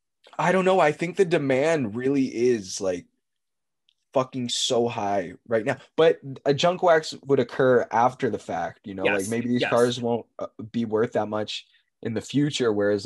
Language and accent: English; Tennessee, United States; born there; And I was born in Tennessee, by the way.